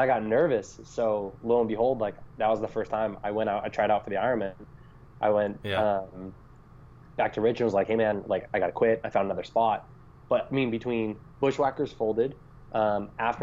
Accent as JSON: {"language": "English", "town": "Boston", "region": "Massachusetts", "country": "United States", "moved": "as an adult", "lives_now": "Sacramento, United States", "said": "I'm originally from Boston area"}